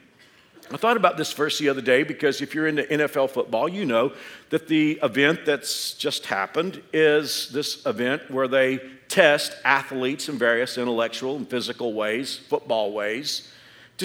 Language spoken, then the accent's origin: English; Dallas-Fort Worth area, Texas, United States; now in Andover, United States; I grew up in the Dallas-Fort Worth area.